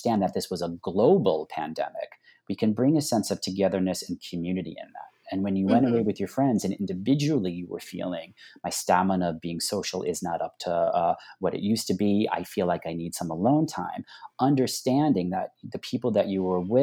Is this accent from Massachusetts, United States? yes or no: no; Long Island, New York, United States; moved away; I grew up on Long Island